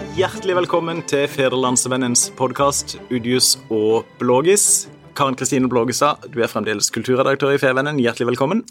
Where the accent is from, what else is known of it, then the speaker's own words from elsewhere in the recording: Sørlandet, Agder, Norway; så har vi som bor i denne delen av landet, én identitet felles. Vi er sørlendinger